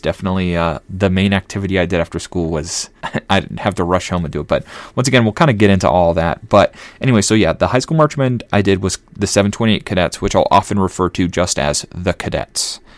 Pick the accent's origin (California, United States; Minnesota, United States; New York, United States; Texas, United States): Minnesota, United States; Elk River; I grew up in Elk River, Minnesota